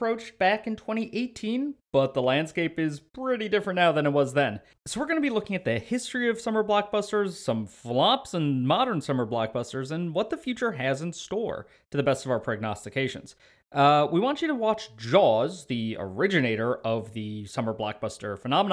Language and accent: English; Midwest, United States; we're Midwesterners